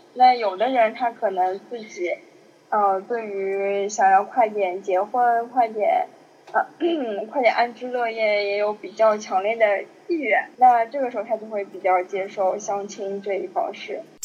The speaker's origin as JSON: {"language": "Chinese", "region": "Shanghai", "country": "China", "tie": "born or raised there", "said": "作为一个上海人，是一个让别的地方很多人让人羡慕的一个身份"}